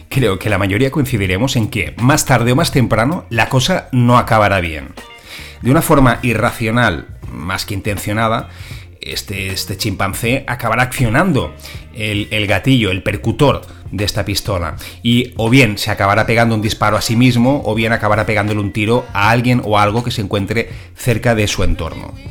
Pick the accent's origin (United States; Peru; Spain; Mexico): Spain; Barcelona, Catalonia; moved away as an adult; yo soy nacido en Barcelona, eh, estuve residiendo en la ciudad condal hasta el año 2006